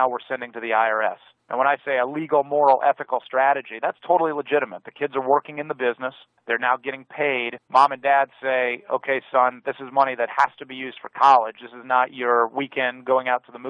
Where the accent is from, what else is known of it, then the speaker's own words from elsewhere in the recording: Virginia, United States; my home state of Virginia